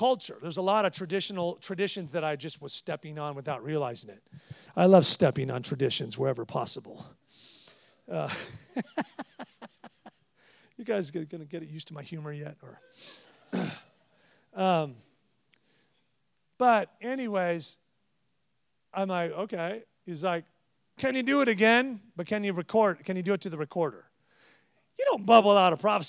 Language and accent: English; California, United States; I'm from California. We're casual and this